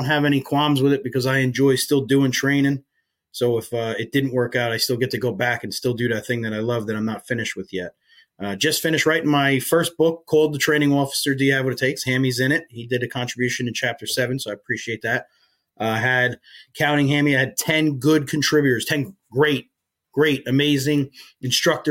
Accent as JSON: {"language": "English", "town": "Woodbridge Township", "region": "New Jersey", "country": "United States", "tie": "born or raised there", "also_born_or_lived": "Rahway, New Jersey / Maine", "moved": "as an adult", "said": "I grew up in New Jersey. I grew up right outside Staten Island"}